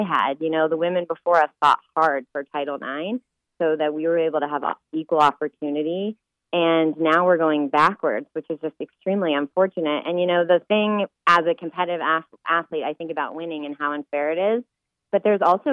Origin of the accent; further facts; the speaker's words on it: Colorado, United States; I grew up in Colorado